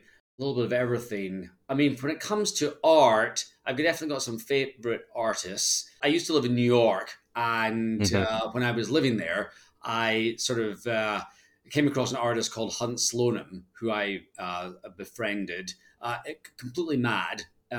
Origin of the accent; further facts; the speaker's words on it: Scotland, United Kingdom; accent: Scottish; I think I charmed him with my Scottish accent and I got a bit of a discount and picked up my first piece.